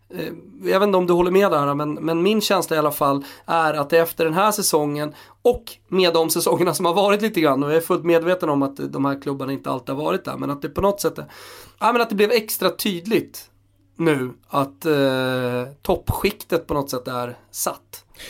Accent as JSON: {"language": "Swedish", "town": "Stockholm", "region": "Stockholm County", "country": "Sweden", "said": "både du och jag är från Stockholm"}